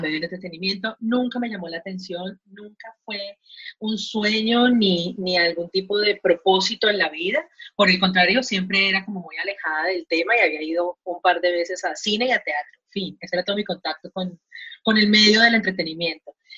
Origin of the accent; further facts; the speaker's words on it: Colombia; moved away as an adult; now in Mexico; yo soy colombiana, eh, vivo acá en México hace tres años y medio